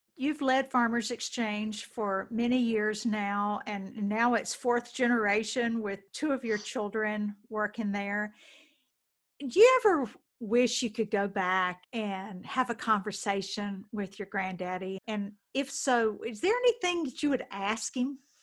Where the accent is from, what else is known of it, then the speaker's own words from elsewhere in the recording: the South, United States; growing up in the South